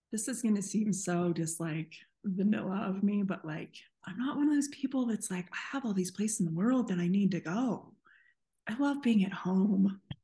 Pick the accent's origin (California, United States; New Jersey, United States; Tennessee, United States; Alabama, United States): California, United States; San Diego; also born or lived in North Carolina; now in Colorado, United States; I'm from San Diego, but I live in the mountains of Colorado